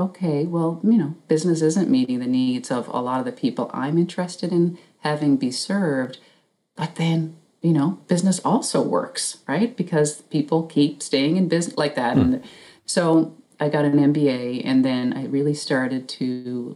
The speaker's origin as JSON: {"language": "English", "region": "Newfoundland and Labrador", "country": "Canada", "tie": "born or raised there", "said": "growing up in Newfoundland"}